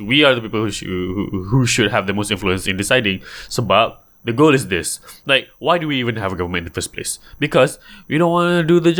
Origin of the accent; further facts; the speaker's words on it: Johor, Malaysia; I can say this because I'm from Johor.